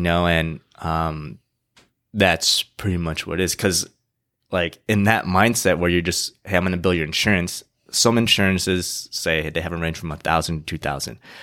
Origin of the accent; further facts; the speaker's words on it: San Diego, California, United States; also born or lived in Irvine / Indianapolis / Ohio; I was born and raised in San Diego